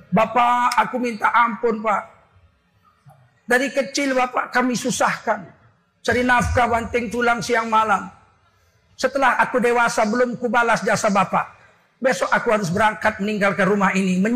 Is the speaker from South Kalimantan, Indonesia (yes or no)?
no; Medan, North Sumatra, Indonesia; Aku pulang ke, Medan. Ku cium kaki bapak ibuku. Yang tidak pernah kulakukan seumur hidup. Karena saya orang Melayu.